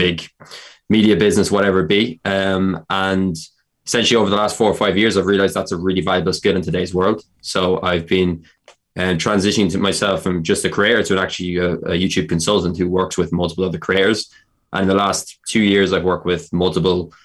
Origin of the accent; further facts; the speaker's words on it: Carlow, County Carlow, Ireland; I'm from Carlow.